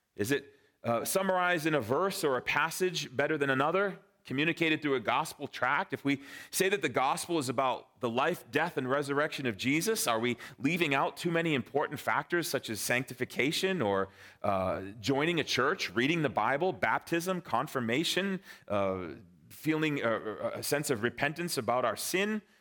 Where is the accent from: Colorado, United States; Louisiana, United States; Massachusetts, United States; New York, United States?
Massachusetts, United States; Framingham; moved away as an adult; also born or lived in Lilongwe, Malawi / Vienna, Austria / Cape Cod, Massachusetts; my wife and I grew up in Framingham, Sudbury. So we are Massachusetts natives